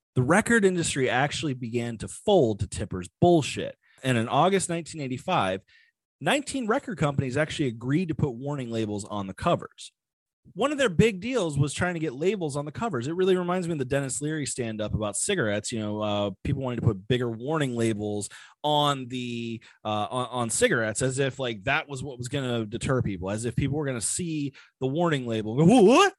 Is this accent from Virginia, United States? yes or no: yes; Virginia Beach, Virginia, United States; moved away; I grew up in the Virginia Beach area